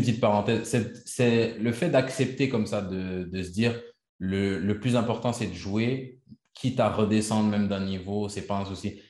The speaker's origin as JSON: {"language": "French", "region": "Quebec", "country": "Canada", "said": "je suis, je suis canadien, québécois."}